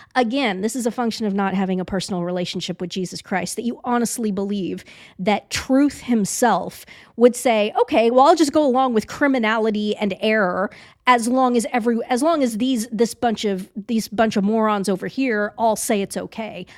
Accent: Leavenworth, Kansas, United States; was born in Leavenworth, Kansas

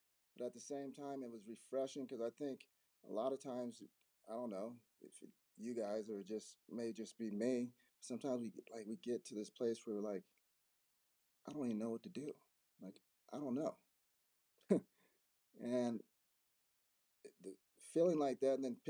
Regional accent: Denver, Colorado, United States; also born or lived in Arizona; I grew up in Denver, Colorado. I'm here in Denver.

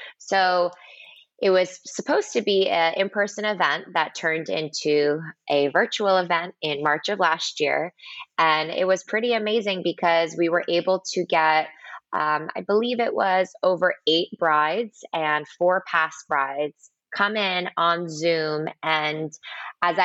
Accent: New Jersey, United States; moved away as an adult; also born or lived in New York City / Boston; now in Miami, United States; I grew up right outside of New York in New Jersey.

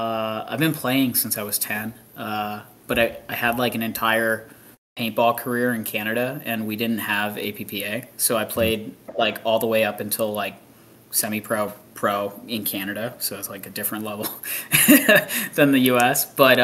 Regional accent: Texas, United States; it would be cool to be playing an NXL in Texas and have Texas be my home state

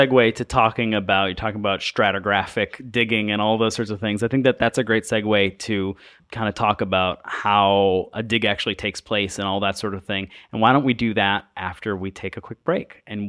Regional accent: New York, United States; I mean, I grew up in Western New York, and there we still had Native American reservations, and you know, some family members are Native Americans.

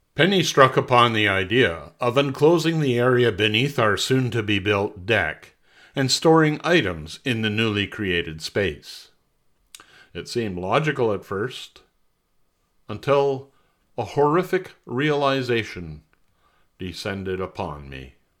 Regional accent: Montreal, Quebec, Canada; moved away as an adult; also born or lived in Ottawa / North Bay; I'm originally from Montreal

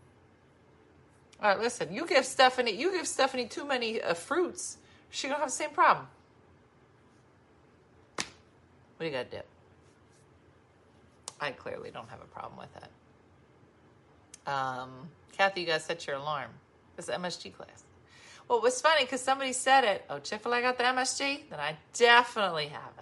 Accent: Binghamton, New York, United States; It's made in my hometown of Binghamton, New York

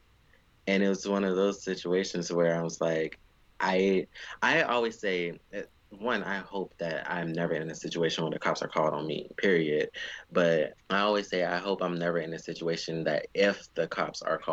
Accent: United States; Me as an American

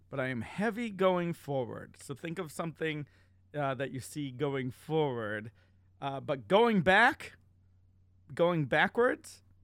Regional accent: Massachusetts, United States; born or raised there

